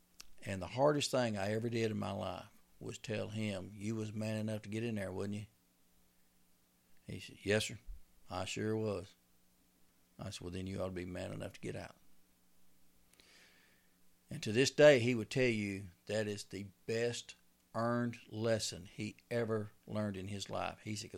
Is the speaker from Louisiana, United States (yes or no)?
yes; Louisiana, United States; now in Texas, United States; Because when I come from Louisiana, there was no, you didn't pay to hunt on a lease.